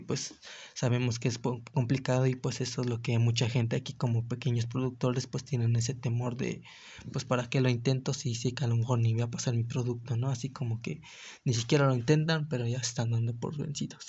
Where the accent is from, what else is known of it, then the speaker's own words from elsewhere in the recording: Mexico; cómo vivimos nosotros como mexicanos